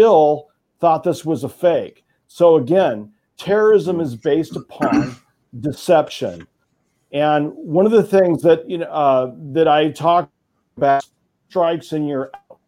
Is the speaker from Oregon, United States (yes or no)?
yes; Oregon, United States; my home state of Oregon